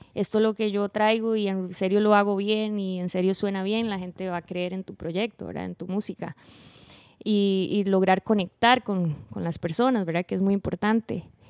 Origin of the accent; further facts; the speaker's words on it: Puntarenas, Costa Rica; moved away as an adult; now in San José, Costa Rica; yo soy de un pueblo, de la playa, ahí no está pasando nada, se llama Punta Arenas amo mi pueblo Punta Arenas, pero yo tuve que moverme a vivir a San José